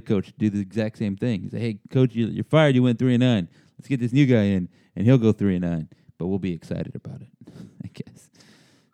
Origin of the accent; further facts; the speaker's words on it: San Antonio, Texas, United States; I grew up in San Antonio